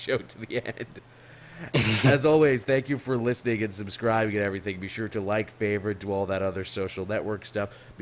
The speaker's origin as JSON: {"language": "English", "country": "Canada", "said": "as a Canadian"}